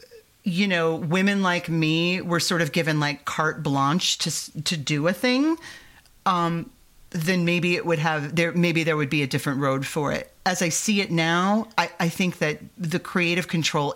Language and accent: English; Michiana Shores, Indiana, United States; where I grew up in Northwest Indiana, Michiana shores